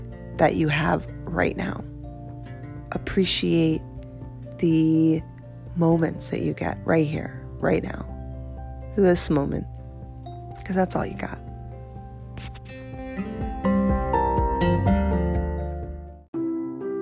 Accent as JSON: {"language": "English", "region": "New York", "country": "United States", "moved": "yes", "said": "inside I am still a New Yorker"}